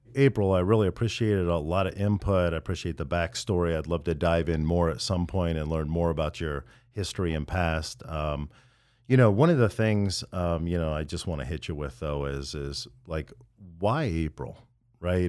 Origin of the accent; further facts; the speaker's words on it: Midwest, United States; moved away; I'm from the Midwest in rural America, and I couldn't wait to get out of there